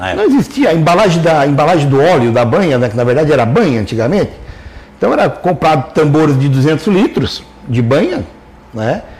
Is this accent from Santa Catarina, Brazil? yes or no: yes; Lauro Müller, Santa Catarina, Brazil; eu sou natural de Lauro Miller.